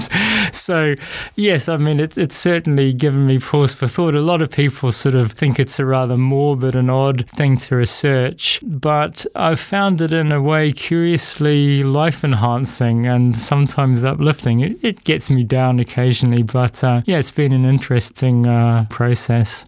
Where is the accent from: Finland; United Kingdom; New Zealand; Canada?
New Zealand; moved away as an adult; also born or lived in Africa / Latin America / Brazil; I'm from New Zealand